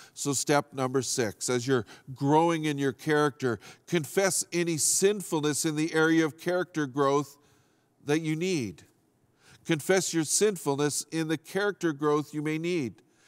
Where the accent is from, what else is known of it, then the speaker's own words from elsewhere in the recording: Fort St. John, British Columbia, Canada; I grew up in Fort Saint John